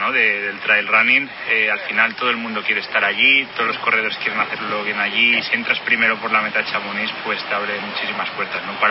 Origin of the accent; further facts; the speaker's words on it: León, Castile and León, Spain; soy de León, allí las temperaturas en invierno son frías, el invierno es duro porque nieva, hay humedad, llueve